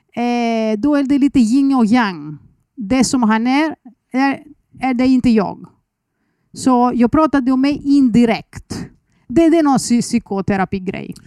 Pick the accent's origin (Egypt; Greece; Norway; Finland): Greece; Athens, Attica; Swedish is a second language; moved away as an adult; now in Sweden; Jag föddes i Aten